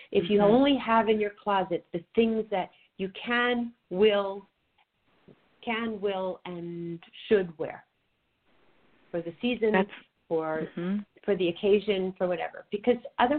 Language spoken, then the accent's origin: English; New York, United States; now in California, United States; even though you and I live in California, I'm a New Yorker, I still swap out my closets.